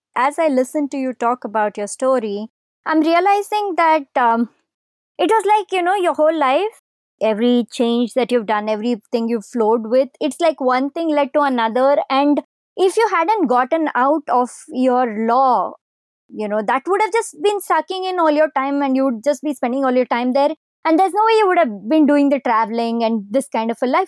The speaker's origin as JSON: {"language": "English", "country": "India", "said": "we're Indian"}